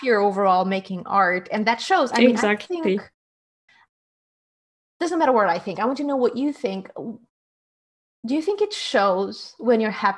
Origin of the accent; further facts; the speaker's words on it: Portugal; I'm from Portugal